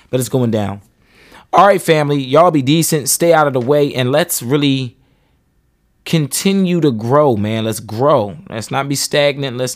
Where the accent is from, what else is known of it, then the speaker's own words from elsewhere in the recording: Philadelphia, Pennsylvania, United States; I grew up in Philly.